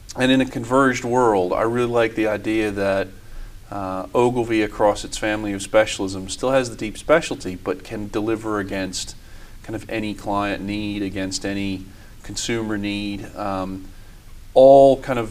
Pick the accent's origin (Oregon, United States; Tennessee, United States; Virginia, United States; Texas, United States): Virginia, United States; Richmond; moved away as an adult; also born or lived in Washington; now in London, United Kingdom; I grew up in Richmond, Virginia, in the U.S., which is in the South, the Old South.